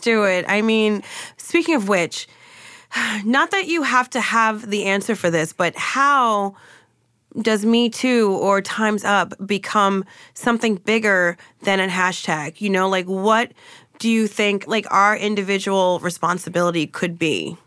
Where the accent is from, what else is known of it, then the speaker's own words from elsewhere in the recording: New Jersey, United States; moved away as an adult; now in Los Angeles, United States; I'm from Jersey and I have, like, the Northeast thing